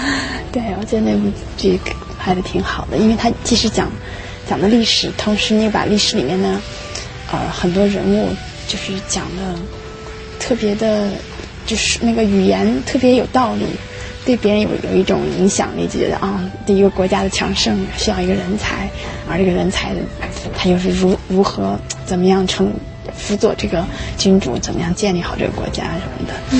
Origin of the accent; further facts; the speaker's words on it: Xi'an, Shaanxi, China; now in United States; 然后我来自中国的西安，在美国快十年了。